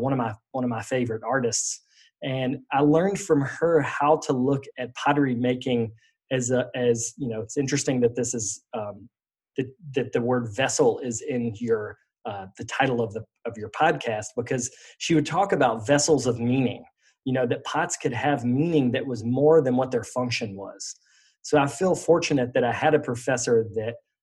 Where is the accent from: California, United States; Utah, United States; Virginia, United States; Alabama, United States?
Virginia, United States; Roanoke; I grew up in Roanoke, Virginia, which is the southwest part of Virginia